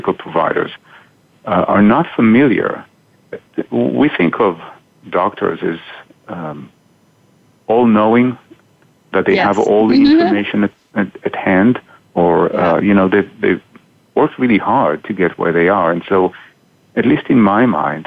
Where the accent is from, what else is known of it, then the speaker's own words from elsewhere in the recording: Israel; moved away as an adult; now in Boston, United States; I grew up in Israel